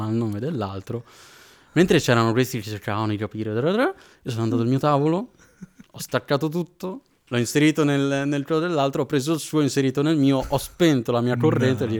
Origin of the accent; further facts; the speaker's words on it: Padua, Veneto, Italy; moved away as an adult; now in Florence, Italy; io provengo da Padova, sto studiando, sto studiando a Firenze in questo momento e frequentavo la chiesa di Padova